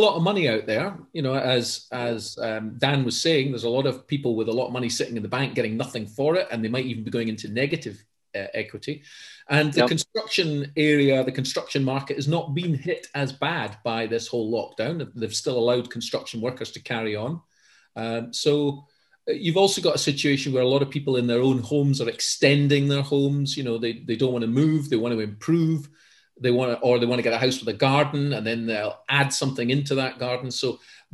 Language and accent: English; Edinburgh, Scotland, United Kingdom; my hometown of Edinburgh